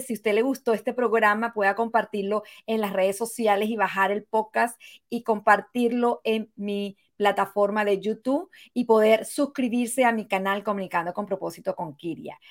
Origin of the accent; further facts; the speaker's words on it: Venezuela; now in United States; el derecho a votar que nunca lo tuve en mi país, Venezuela